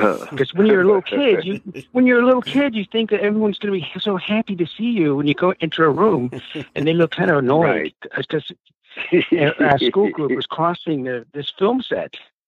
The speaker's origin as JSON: {"language": "English", "town": "Reading", "region": "South East England", "country": "United Kingdom", "said": "I'm from Reading."}